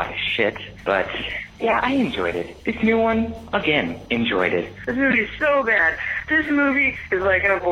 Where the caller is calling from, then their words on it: Maryland, United States; Hi, it's … from Maryland